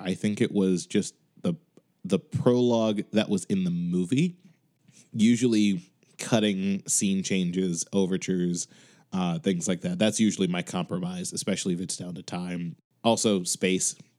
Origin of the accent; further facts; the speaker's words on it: Chicago, Illinois, United States; now in Boston, United States; I'm currently living in Boston, but I am from Chicago